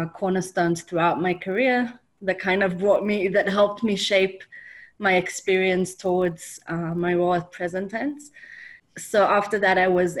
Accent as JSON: {"language": "English", "town": "Jerusalem", "region": "Jerusalem District", "country": "Israel", "tie": "born or raised there", "said": "I'm born and raised in Jerusalem"}